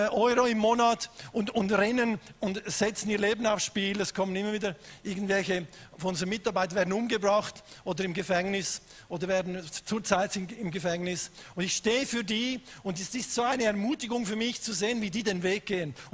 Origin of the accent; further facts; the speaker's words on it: Switzerland; ich komme aus der Schweiz, bin verheiratet mit der besten Frau auf dem Planet seit 27 Jahren.